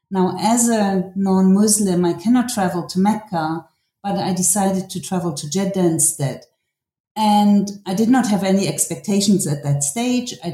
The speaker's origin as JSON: {"language": "English", "country": "Germany", "tie": "born or raised there", "also_born_or_lived": "Kabul, Afghanistan", "said": "well i grew up in different parts of germany and my parents for three and a half years actually also worked in kabul afghanistan"}